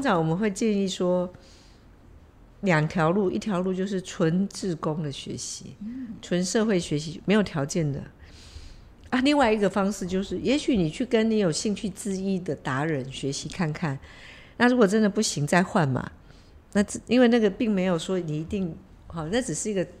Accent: Taiwan; 我们台湾人本来就是爱竞争了

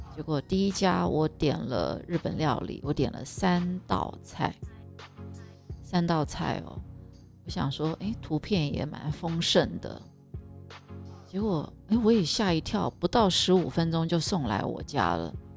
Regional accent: Taiwan; moved away; 我们台湾人也是非常 有礼貌的，我们是有我们的习俗

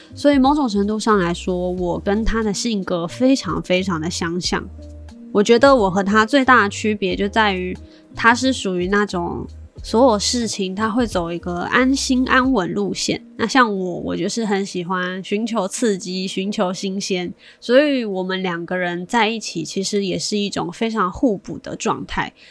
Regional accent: China; 像我从小算是在大陆长大的嘛

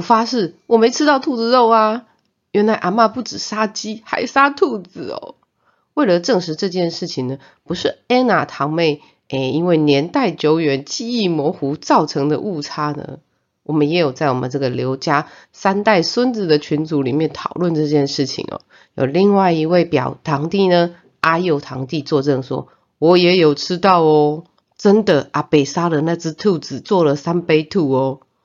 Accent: Zhongliao, Nantou County, Taiwan; 我的妈妈是回南投中寮待产的。 啊，我呢是给助产士生出来的

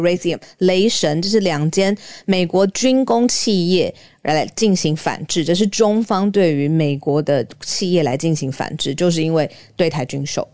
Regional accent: Taiwan; 身为台湾人

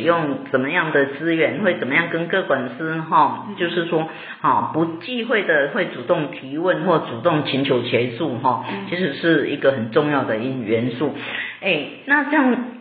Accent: Taiwan; 我们台湾老年人口也很多

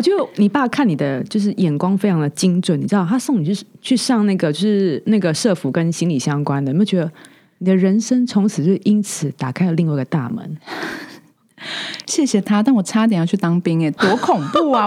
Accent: southern Taiwan, Taiwan; moved away as an adult; now in Taipei, Taiwan; 在，在南部 就是一个比较传统的家庭成长，然后我长大之后来台北

